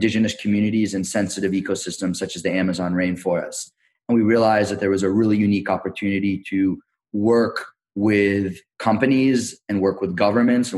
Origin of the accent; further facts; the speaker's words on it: Massachusetts, United States; moved away as an adult; also born or lived in Colombia / Ecuador / Peru / Mexico; I grew up in the Northeast, originally from Massachusetts